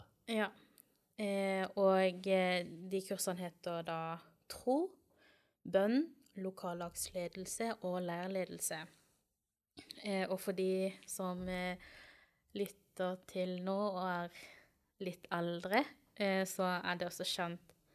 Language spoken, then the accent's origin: Norwegian; Kristiansand, Agder, Norway; moved away; Kommer fra Kristiansand opprinnelig